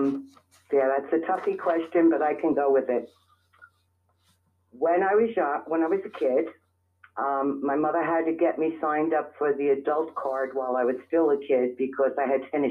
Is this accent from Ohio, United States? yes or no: no; New York City, New York, United States; moved away as an adult; also born or lived in Middle Village, Queens; now in Staten Island, United States; I was born in the Bronx. Ooh. And I was raised in the Bronx.